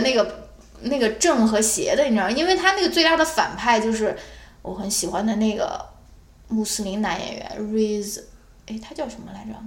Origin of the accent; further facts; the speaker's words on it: China; 我们中国人嘛，从小长大